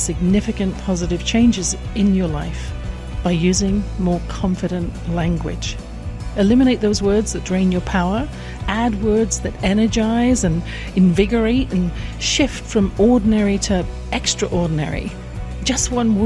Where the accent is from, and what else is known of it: England, United Kingdom; born or raised there